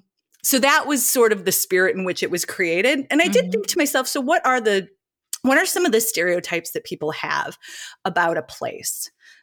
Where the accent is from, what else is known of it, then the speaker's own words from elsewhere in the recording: Michigan City, Indiana, United States; I grew up on the north, like the very northern border of Indiana and Michigan City, Indiana.